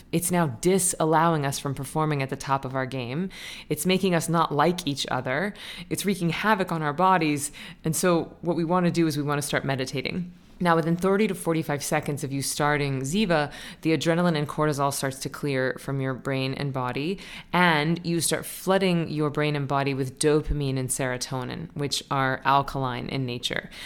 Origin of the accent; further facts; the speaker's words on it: Florida, United States; moved away; I was Florida's junior miss